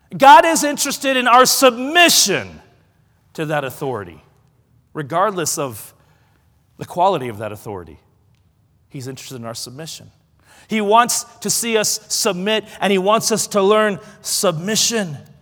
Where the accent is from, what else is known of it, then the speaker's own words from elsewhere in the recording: Oregon, United States; I'm from Oregon